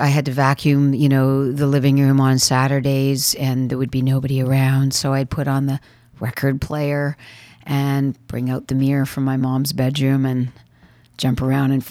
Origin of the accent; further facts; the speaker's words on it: Northwest Territories, Canada; also born or lived in Montreal / Calgary / Vancouver / Los Angeles; now in Toronto, Canada; I was raised in the Northwest Territories.